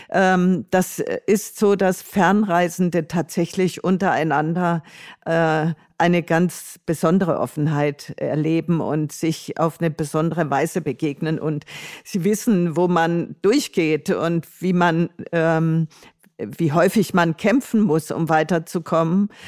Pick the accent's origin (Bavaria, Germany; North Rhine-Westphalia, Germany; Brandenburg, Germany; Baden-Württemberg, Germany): Baden-Württemberg, Germany; Tuttlingen; mit dem E-Bike von meiner Heimatstadt Tuttlingen in Baden-Württemberg an der Donau entlang bis zu ihrer Mündung ins Schwarze Meer zu reisen.